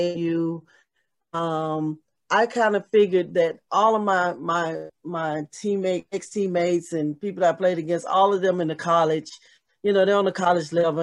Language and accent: English; Charlotte, North Carolina, United States; to be able to come home and to my hometown and play in the NBA